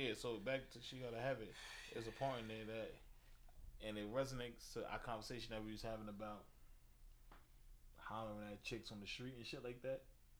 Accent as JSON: {"language": "English", "town": "New York City", "region": "New York", "country": "United States", "tie": "born or raised there", "said": "growing up in Coney Island."}